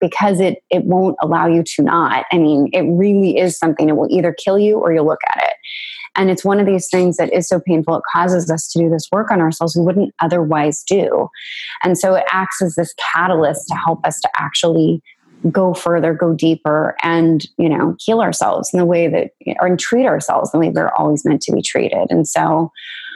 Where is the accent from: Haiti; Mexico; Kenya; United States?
United States; I was a little girl growing up in the United States